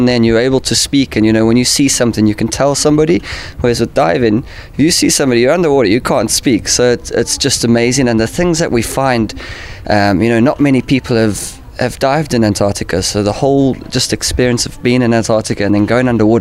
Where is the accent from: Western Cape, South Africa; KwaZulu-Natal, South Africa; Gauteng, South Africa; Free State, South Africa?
Western Cape, South Africa; Cape Town; also born or lived in United Kingdom; I'm from Cape Town, South Africa. Grew up there, and now I live between the UK and South Africa.